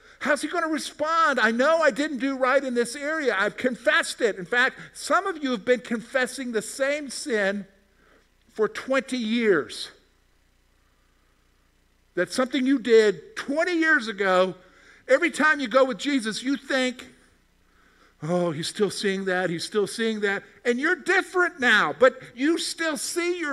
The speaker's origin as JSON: {"language": "English", "region": "South Carolina", "country": "United States", "tie": "born or raised there", "also_born_or_lived": "Virginia", "moved": "as an adult", "lives_now": "Pennsylvania, United States", "said": "I grew up in South Carolina"}